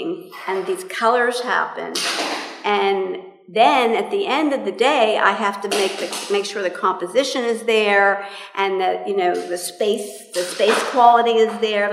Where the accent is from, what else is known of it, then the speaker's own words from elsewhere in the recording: Pittsburgh, Pennsylvania, United States; I'm from Pittsburgh